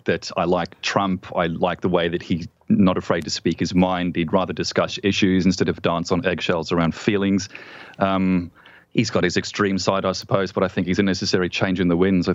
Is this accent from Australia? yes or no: yes; Australia; as an Australian